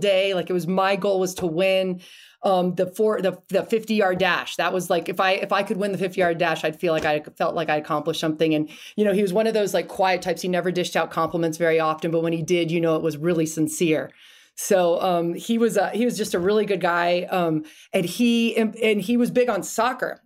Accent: Key Biscayne, Florida, United States; moved away; I grew up in Key Biscayne, Florida, right outside of Miami

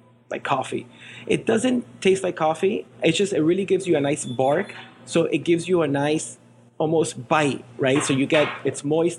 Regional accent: Miami, Florida, United States; also born or lived in Venezuela; grew up in Miami

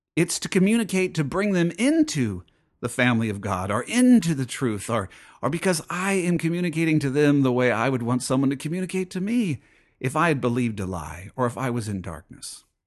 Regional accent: United States; as an American

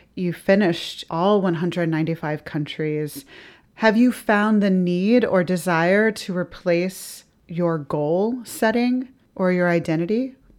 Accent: the South, United States; as a Southerner

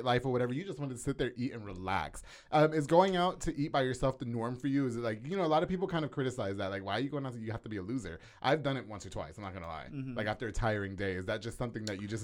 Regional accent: Long Island, New York, United States; also born or lived in Hialeah, Florida; now in Lorena, United States; I'm from Long Island, New York

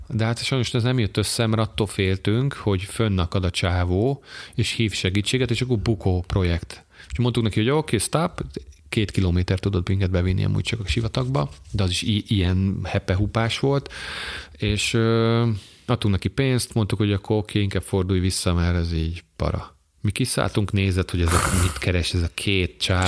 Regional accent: Hungary; magyarok vagyunk

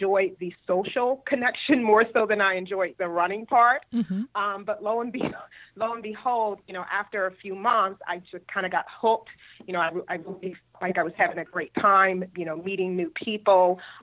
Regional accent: Philadelphia, Pennsylvania, United States; moved away as an adult; now in Cary, United States; I'm originally from Philadelphia, born and raised, and I relocated here about 10 years ago

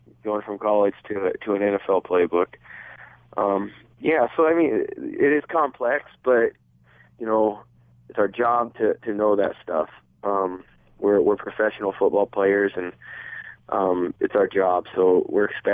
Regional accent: Nebraska, United States; I grew up in Nebraska

